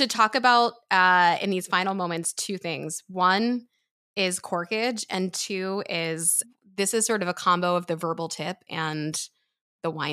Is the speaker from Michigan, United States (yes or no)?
no; Pennsylvania, United States; moved away as an adult; I grew up in Pennsylvania